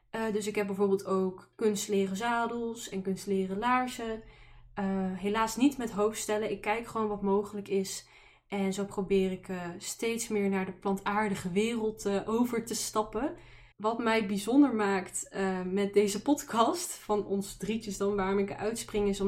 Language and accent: Dutch; Amsterdam, North Holland, Netherlands; born there; now in Tilburg, Netherlands; Ik woon in Tilburg, dus Brabant, maar ik ben ooit geboren in Amsterdam, maar eh, daar ben ik niet eh, heel lang gebleven.